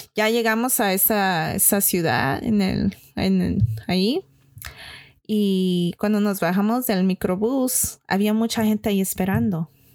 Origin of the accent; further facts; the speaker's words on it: California, United States; yo crecí y vivo aquí en California